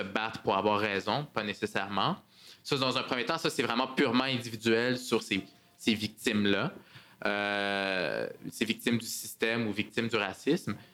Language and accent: French; Montreal, Quebec, Canada; accent: Québécois; also born or lived in Parc-Extension, Montreal; je suis arrivé, en fait, à, comme réfugié quand j'étais très jeune avec mes parents. On, on, a passé à travers le processus d'immigration ici, processus d'intégration. J'ai eu la chance d'aller dans une école privée où est-ce que je suis sorti un peu de mes cercles, mais j'ai grandi à Saint-Michel ici